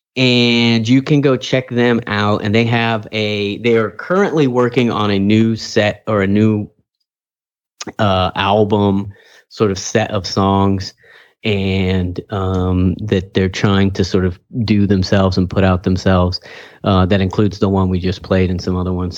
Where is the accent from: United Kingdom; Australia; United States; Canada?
United States; Kingsburg, California; I'm from Kingsbury